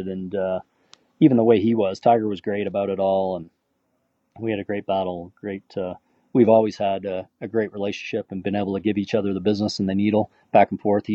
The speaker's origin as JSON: {"language": "English", "country": "Canada", "said": "Being Canadian"}